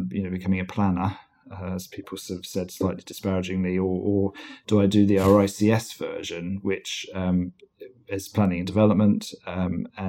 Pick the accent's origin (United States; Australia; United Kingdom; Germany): United Kingdom; Weybridge, South East England; also born or lived in South Africa; now in London, United Kingdom; I was brought up in Weybridge in Surrey.